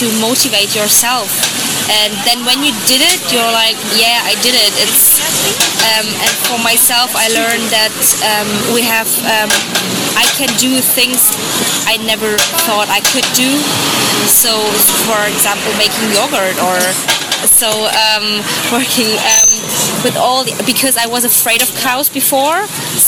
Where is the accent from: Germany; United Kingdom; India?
Germany; English is a second language; moved away as an adult; now in Ireland; I'm from Germany